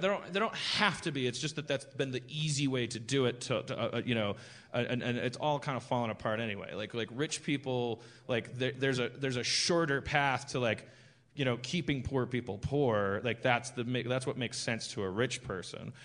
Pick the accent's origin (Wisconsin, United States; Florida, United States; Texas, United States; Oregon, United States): Wisconsin, United States; Milwaukee; moved away; I'm from Milwaukee, Wisconsin